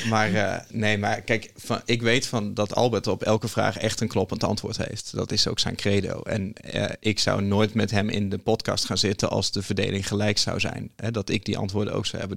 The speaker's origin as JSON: {"language": "Dutch", "region": "Groningen", "country": "Netherlands", "said": "ik kom uit Groningen"}